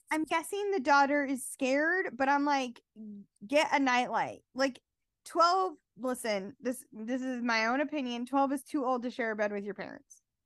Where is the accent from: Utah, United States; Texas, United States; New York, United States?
Utah, United States; someone who was born and bred in Utah. Born and raised, left a little bit, but mostly been here